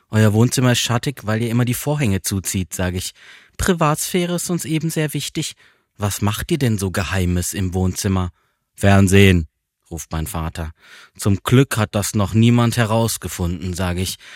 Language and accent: German; Freiburg, Baden-Württemberg, Germany; moved away; Meine Mutter ruft aus meiner Heimatstadt Freiburg an.